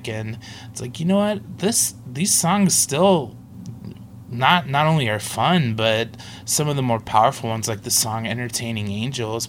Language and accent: English; Cincinnati, Ohio, United States; moved away; also born or lived in Minneapolis / Fort Wayne; growing up in Cincinnati